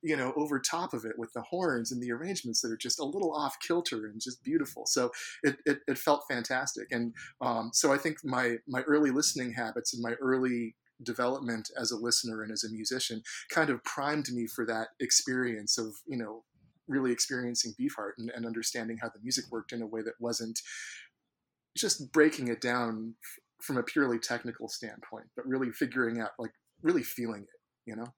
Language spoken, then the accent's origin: English; San Francisco Bay Area, California, United States; I grew up in the San Francisco Bay Area